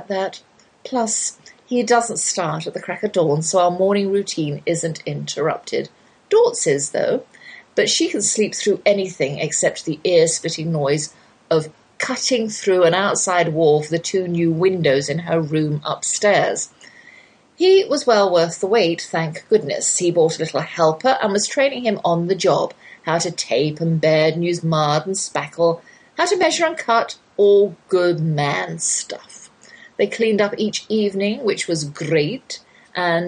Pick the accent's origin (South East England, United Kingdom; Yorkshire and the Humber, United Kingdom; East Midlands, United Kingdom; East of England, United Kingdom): South East England, United Kingdom; Oxford; accent: English accent, Oxford drawl; moved away as an adult; now in Texas, United States; that's my English accent you're hearing. Though I've lived in the Lone Star State half my life, I can't shake the Oxford drawl.